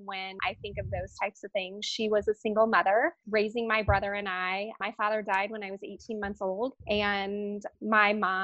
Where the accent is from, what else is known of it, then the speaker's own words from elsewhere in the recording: Casper, Wyoming, United States; now in Denver, United States; I grew up in Casper, Wyoming